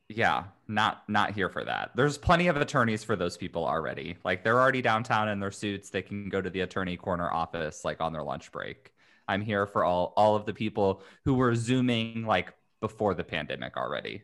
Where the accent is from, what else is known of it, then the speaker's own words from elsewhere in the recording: Indiana, United States; moved away as an adult; now in California, United States; I'm originally from Indiana, but moved out to California to go to law school a hot minute ago